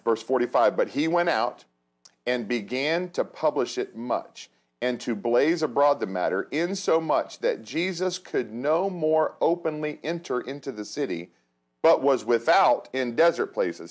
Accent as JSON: {"language": "English", "area": "hometown area near Cincinnati and Dayton", "region": "Ohio", "country": "United States", "tie": "born or raised there", "said": "in my hometown, I know Cincinnati, Dayton"}